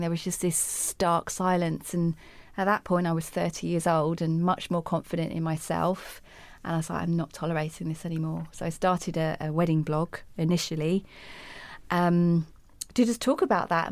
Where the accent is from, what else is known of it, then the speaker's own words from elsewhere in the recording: United Kingdom; I'm speaking the Queen's English. I'm from Britain